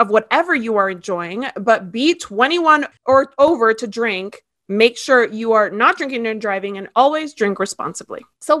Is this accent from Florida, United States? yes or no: yes; Miami, Florida, United States; moved away as an adult; You're in Miami, which is my hometown where I was raised. I was there from when I was 3 until I was 18 or 20.